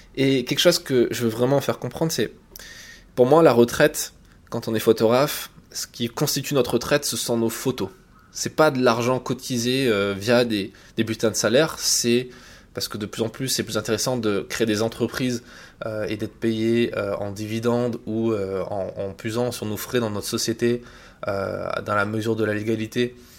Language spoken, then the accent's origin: French; France; quand on est français